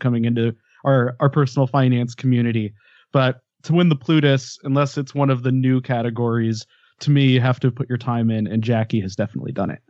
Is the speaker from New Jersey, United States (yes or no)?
no; Denver, Colorado, United States; moved away as an adult; now in Ventura, United States; I grew up in Denver and it was home for a very long time. Uh, but now I'm I'm Ventura by the beach